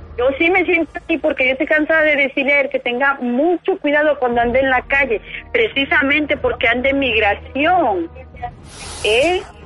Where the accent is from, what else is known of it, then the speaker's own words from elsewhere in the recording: Venezuela; now in North Carolina, United States; Yo nací en Venezuela